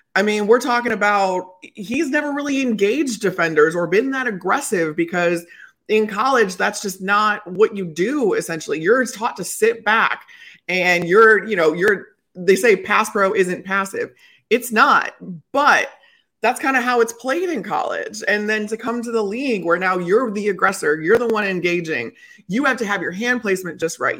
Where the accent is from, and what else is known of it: Elmhurst, Illinois, United States; now in Chicago, United States